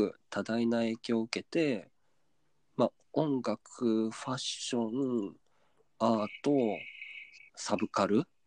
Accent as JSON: {"language": "Japanese", "region": "Kyoto", "country": "Japan", "tie": "born or raised there", "said": "地元京都を"}